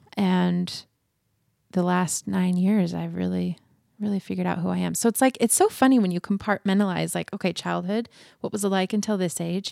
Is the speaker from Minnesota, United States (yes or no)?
no; Boise, Idaho, United States; also born or lived in Oregon; I was born and raised in Boise.